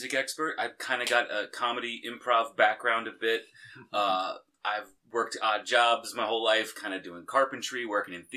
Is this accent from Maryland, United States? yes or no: yes; suburb outside of Baltimore, Maryland, United States; I am from a suburb outside of Baltimore, Maryland